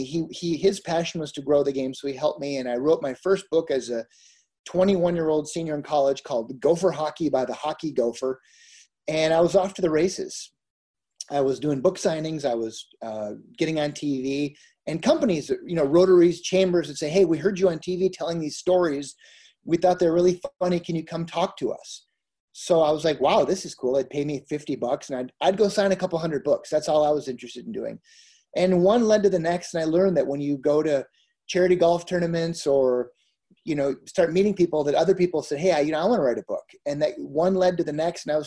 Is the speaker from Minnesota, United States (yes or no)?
yes; Minnesota, United States; I grew up in Minnesota